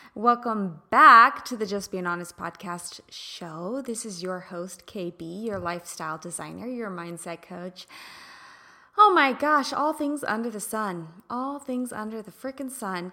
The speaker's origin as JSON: {"language": "English", "region": "Midwest", "country": "United States", "tie": "born or raised there", "moved": "yes", "lives_now": "California, United States", "said": "I grew up in the Midwest"}